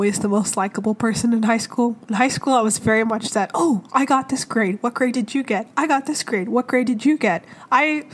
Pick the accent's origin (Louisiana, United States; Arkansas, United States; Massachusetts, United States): Arkansas, United States; I grew up in Arkansas. I grew up in multiple places, but mostly Arkansas.